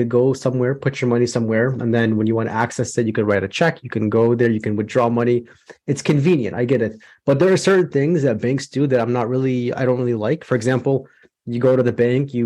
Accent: Chicago, Illinois, United States; I'm from Chicago, Illinois, born and raised here

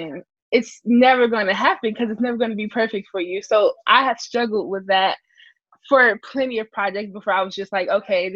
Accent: Chicago, Illinois, United States; being born and raised in Chicago

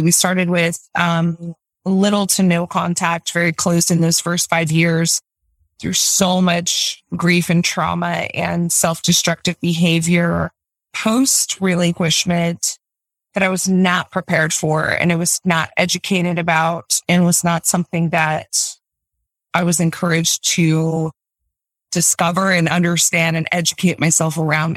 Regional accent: Utah, United States; I'm from Utah, born and raised, um, live here now

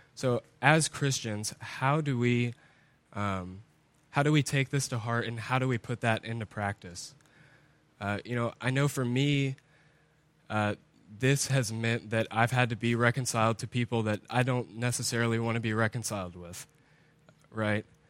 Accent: United States; as Americans, as English-speaking people

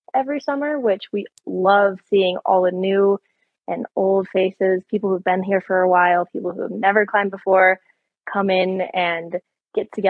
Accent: Michigan, United States; moved away as an adult; I grew up in Michigan

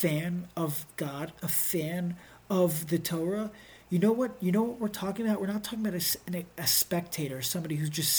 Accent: Baltimore, Maryland, United States; moved away; I'm from Baltimore

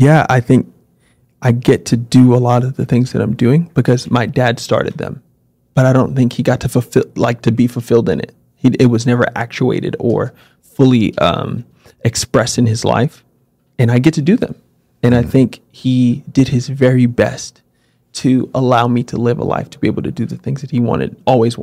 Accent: New York City, New York, United States; growing up in New York City in the 90s

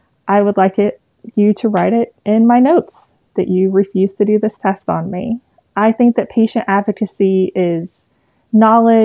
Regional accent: East Tennessee, United States; I'm from East Tennessee, born and raised

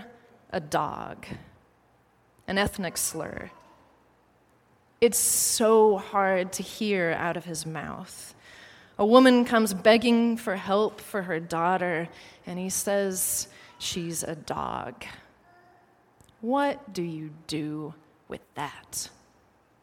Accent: United States; an American tourist

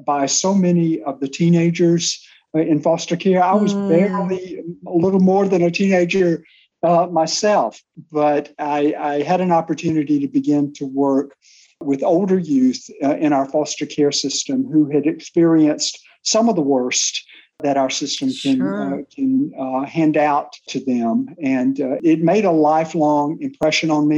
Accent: Alabama, United States; moved away as an adult; my home state of Alabama

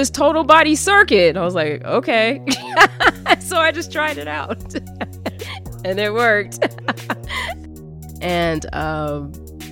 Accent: Kansas City, United States; born and raised in Kansas City.

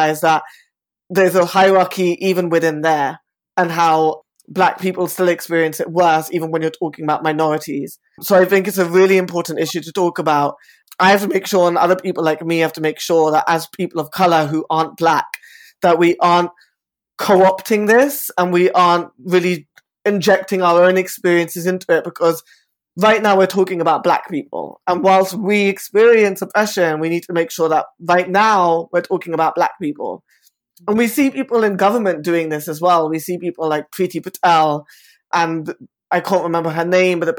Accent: London, United Kingdom; I am an Indian bisexual man, born and raised in Saffle in West London

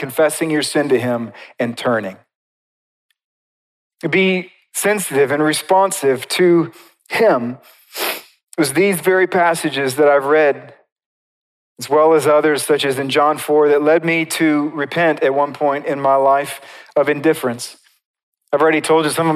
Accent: United States; as American Christians

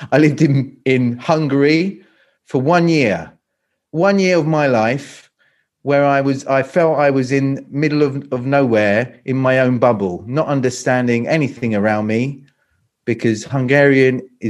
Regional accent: London, United Kingdom; now in Croatia; No, not at all. Not at all. So I'm from London. So I'm British. I'm from London. I've lived here in Croatia for about 20 years. Lived in 7 countries in total.

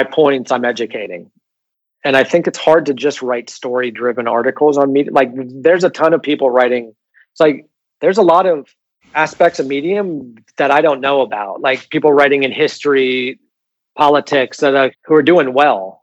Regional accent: United States; moved away as an adult; now in Barcelona, Spain; I'm from America

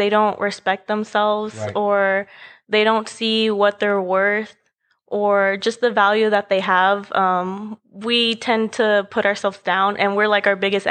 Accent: Dallas, Texas, United States; I'm from Dallas, Texas

